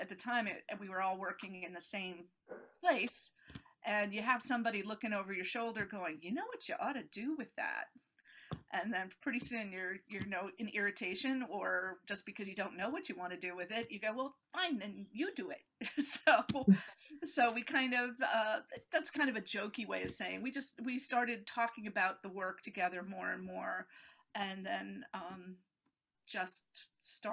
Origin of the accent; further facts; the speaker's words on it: upstate New York, United States; moved away; also born or lived in Switzerland; I grew up in upstate New York